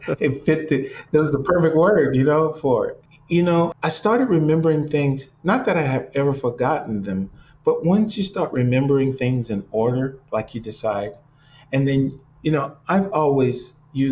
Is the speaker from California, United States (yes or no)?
no; Cleveland, Ohio, United States; moved away as an adult; now in Los Angeles, United States; growing up in Cleveland